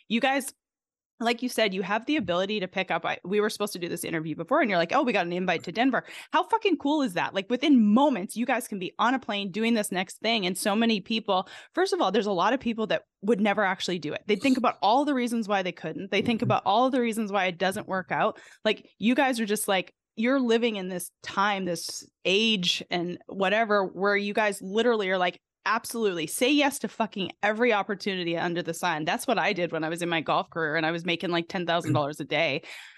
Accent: Canada; now in United States; I'm originally from Canada, but I think America is literally the greatest country on the planet

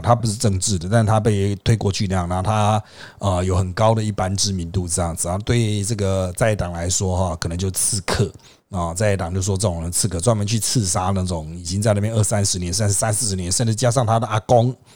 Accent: Taiwan; 我们台湾人

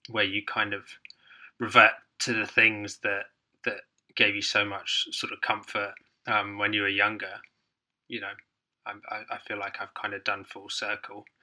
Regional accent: Hong Kong; also born or lived in Ireland; grew, growing up in Hong Kong uh, which is obviously a small island there was we spent lots of time on boat trips

